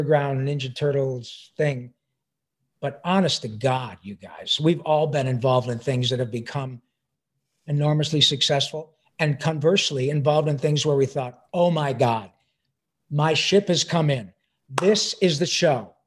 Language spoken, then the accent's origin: English; Detroit, Michigan, United States; moved away as an adult; also born or lived in Livonia, Michigan; I'm a proud son of Detroit, Michigan.